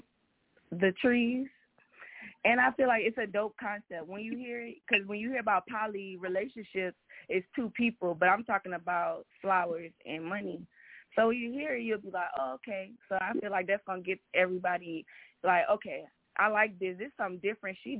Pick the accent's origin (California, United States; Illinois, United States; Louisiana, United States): Louisiana, United States; New Orleans; now in Atlanta, United States; I'm from New Orleans, but I reside in Atlanta.